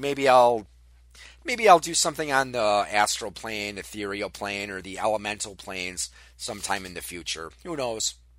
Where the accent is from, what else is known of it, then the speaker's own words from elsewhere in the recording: Wisconsin, United States; Wisconsin, my home state